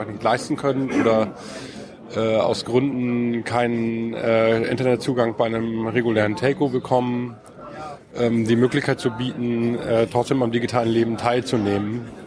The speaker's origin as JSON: {"language": "German", "town": "Kiel", "region": "Schleswig-Holstein", "country": "Germany", "said": "Aus Kiel."}